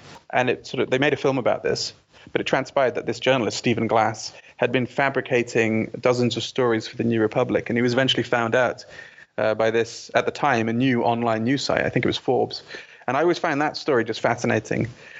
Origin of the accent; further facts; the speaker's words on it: Bahrain; also born or lived in London / Saudi Arabia; I was born in London, but when I was 6 months old, we moved to Saudi Arabia because of my dad's job. He was an engineer. So I lived in Saudi for 3 years. And then from Saudi, we moved to Bahrain